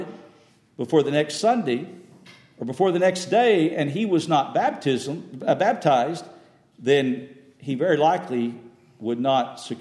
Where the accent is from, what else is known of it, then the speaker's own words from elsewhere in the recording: West Texas, United States; I grew up with in West Texas